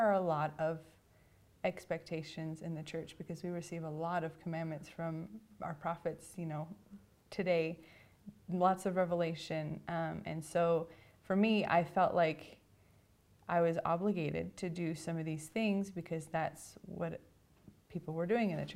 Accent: Orem, Utah, United States; I grew up in this general area in Orem, Utah

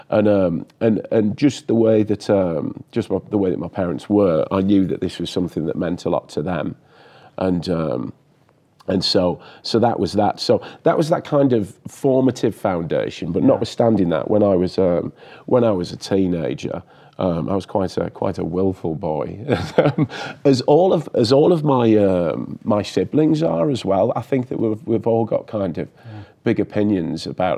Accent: Billingham, North East England, United Kingdom; moved away as an adult; also born or lived in Midlands (Birmingham area), England; now in Idaho, United States; Northeast England, so County Durham. The town is Billingham, and so I'm from the top right of England. And I grew up there until I was about 11 and then moved to the Midlands.

